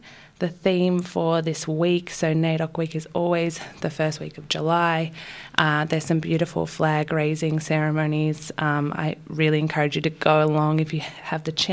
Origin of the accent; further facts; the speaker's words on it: Wurundjeri country, Victoria, Australia; also born or lived in Brisbane, Australia; my mother's people are Yorta Yorta from down Victoria, which is why I grew up on Wurundjeri country.